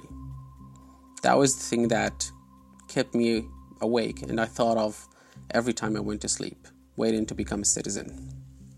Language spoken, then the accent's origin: English; Aleppo, Aleppo Governorate, Syria; English is a second language; moved away as an adult; now in London, United Kingdom; a kid who was raised in Aleppo in Syria, and now I'm a British citizen